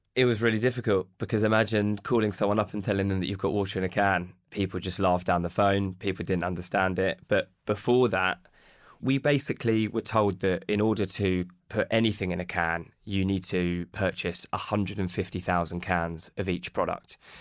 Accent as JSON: {"language": "English", "town": "Watford", "region": "East of England", "country": "United Kingdom", "said": "we're from Watford"}